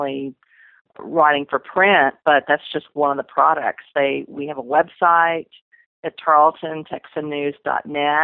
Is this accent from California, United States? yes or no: no; Corpus Christi, Texas, United States; I got a job at my hometown newspaper, the Corpus Christi Caller Times